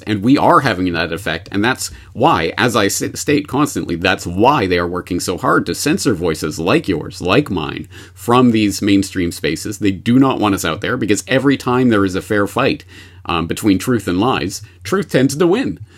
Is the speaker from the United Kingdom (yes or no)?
no; Canada; now in Japan; I am a Canadian uh, in Japan